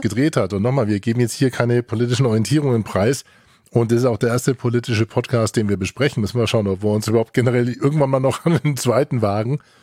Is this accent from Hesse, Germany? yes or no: no; Franconia, Fürth area, Bavaria, Germany; wir kommen ja beide aus dem Fränkischen. Also ich äh, komme ja mit einem halben Schuh aus dem Fürther Umfeld